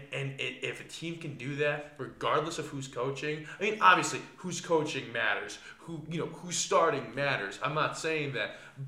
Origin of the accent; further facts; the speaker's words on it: New England, United States; I was raised a Cowboys fan, which makes no sense. I'm from New England.